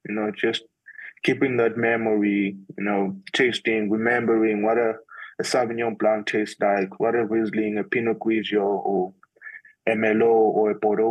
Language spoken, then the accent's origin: English; Bulawayo, Zimbabwe; moved away as an adult; now in Johannesburg, South Africa; I come from Zimbabwe in Bulawayo, yes. That's where I was born